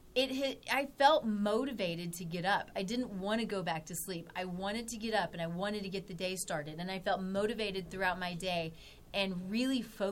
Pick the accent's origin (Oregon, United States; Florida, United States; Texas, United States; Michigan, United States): Texas, United States; moved away; I'm from Texas